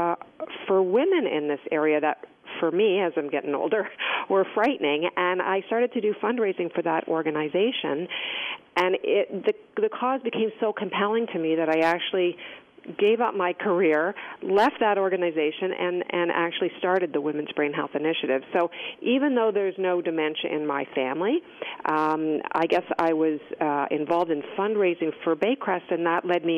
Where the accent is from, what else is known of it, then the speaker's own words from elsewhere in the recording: Toronto, Ontario, Canada; I had grown up and gone to school here in Toronto, like you said, one of three children